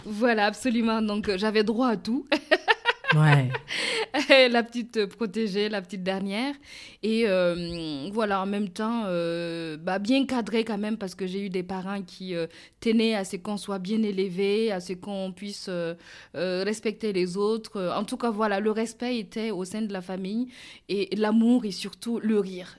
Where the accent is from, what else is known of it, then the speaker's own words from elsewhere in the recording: Burkina Faso; now in France; je serais retournée chez moi au Burkina